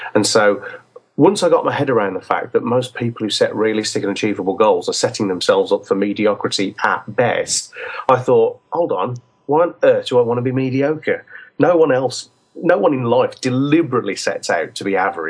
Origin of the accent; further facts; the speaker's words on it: England, United Kingdom; we're English